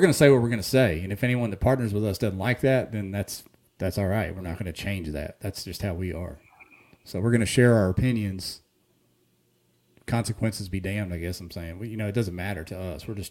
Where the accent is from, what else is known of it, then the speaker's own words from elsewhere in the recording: Ohio, United States; also born or lived in Hot Springs, Arkansas; now in Northwest Arkansas, United States; I grew up on the river up in Ohio on the Stillwater River